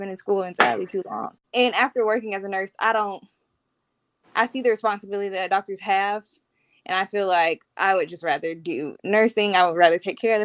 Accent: Montgomery, Alabama, United States; also born or lived in Birmingham; I was born and raised in Montgomery

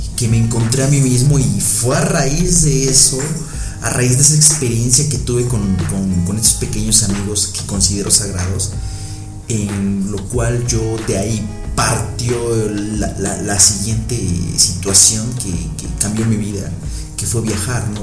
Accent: Mexico; yo soy de México

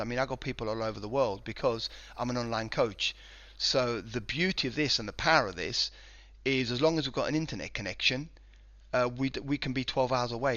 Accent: Spain; moved away as an adult; also born or lived in United Kingdom; I was born in Spain and, uh, lived here for sort of nineteen years before I went over to the U K

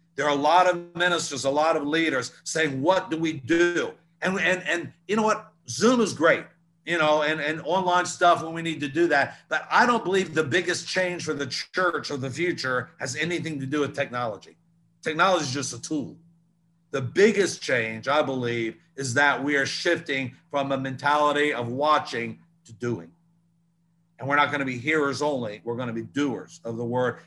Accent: Newport News, Virginia, United States; growing up in Newport News, Hampton, Virginia

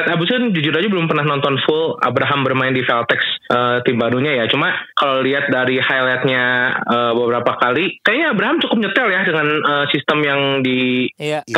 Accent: Bandung, West Java, Indonesia; sebagai orang Bandung ya pasti kita mengharapkan yang terbaik untuk Prawira

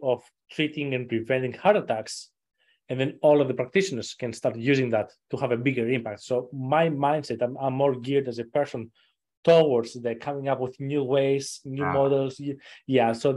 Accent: suburb outside Athens, Attica, Greece; now in United States; I wasn't actually born and raised in Athens per se, but it was something like a suburbs outside of Athens

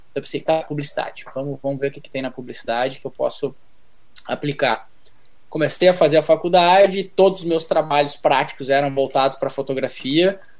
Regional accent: Novo Hamburgo, Rio Grande do Sul, Brazil; moved away as an adult; also born or lived in São Paulo; lá na minha cidade, Novo Hamburgo, Rio Grande do Sul

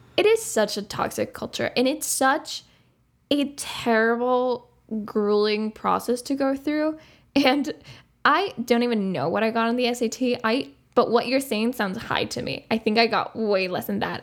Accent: Uruguay; English is a second language; moved away as an adult; I grew up in Uruguay

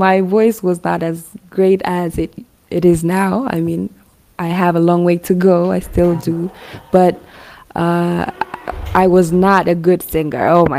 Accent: Hawassa, Sidama, Ethiopia; now in Addis Ababa, Ethiopia; I grew up in Awasa, so Awasa is located 25 kilometers away from Shashamani.

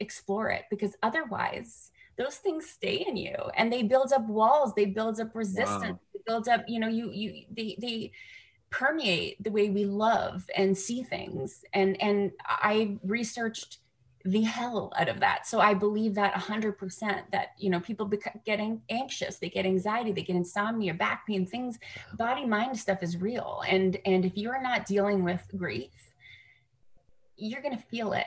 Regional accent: Canada; now in United States; I'm a Canadian in America

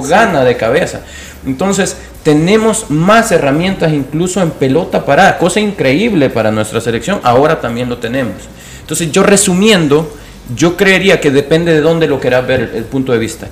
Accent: El Salvador; como salvadoreños

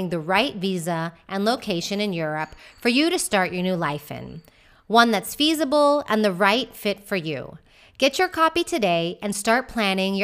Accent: Houston, Texas, United States; moved away as an adult; also born or lived in Austin, Texas / Madrid, Spain; now in Malaga, Spain; I'm originally from Houston, Texas. I spent a few years in Austin before moving to Madrid, Spain in 2015 at 35 years old.

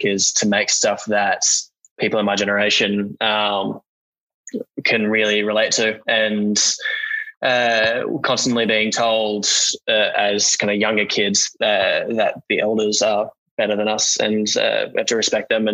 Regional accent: Australia; born or raised there

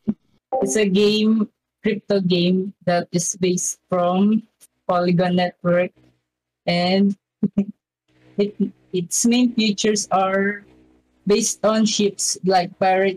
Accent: Philippines; From the Philippines.

